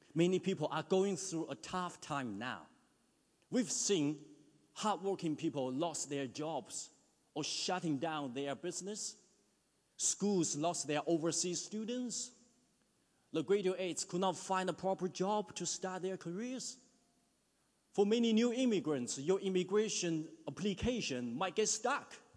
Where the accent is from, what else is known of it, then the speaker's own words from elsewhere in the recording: China; moved away as an adult; now in New Zealand; In my hometown back in China, it can be 40 degrees in summer. When I was in my high school in the mid 90s